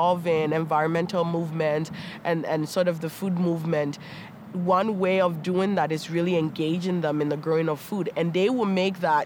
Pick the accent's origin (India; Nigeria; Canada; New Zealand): Canada; Toronto, Ontario; born or raised there; also born or lived in Ghana